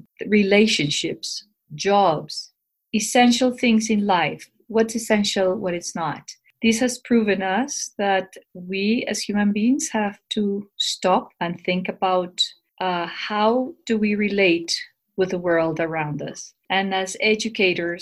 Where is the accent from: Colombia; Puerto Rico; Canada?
Colombia; Bogotá; I'm from Bogota, Colombia. I work in Colegio Anglo Colombiano, which is a bilingual international school in Bogota. I'm originally from Colombia and I have lived here all my life